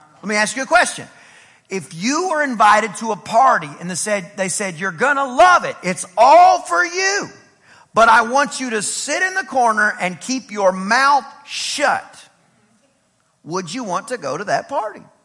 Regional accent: East Texas, United States; I'm from East Texas

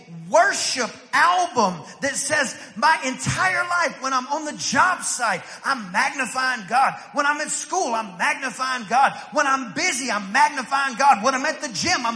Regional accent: East Texas, United States; I'm from East Texas. In East Texas, we ate meat and potatoes

